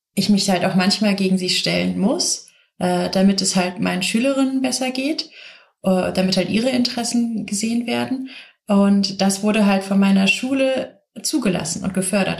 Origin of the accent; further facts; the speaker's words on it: south of Cologne, North Rhine-Westphalia, Germany; Ich bin aufgewachsen hier im Rheinland, direkt im Schatten von Shells Ölraffinerie, und zwar der größten Ölraffinerie hier in Deutschland, ähm, am Rhein, im, am Kölner Süden